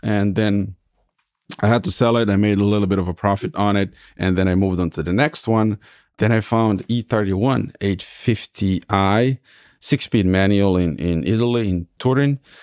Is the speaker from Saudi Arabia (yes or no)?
no; Serbia; moved away as an adult; also born or lived in California, United States / Hesse, Germany; now in Germany; I was born and raised in Serbia. I graduated in IT in Belgrade